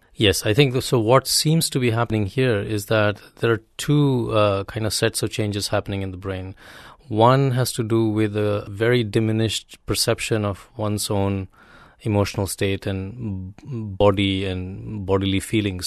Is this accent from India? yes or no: yes; India; moved away; having grown up in India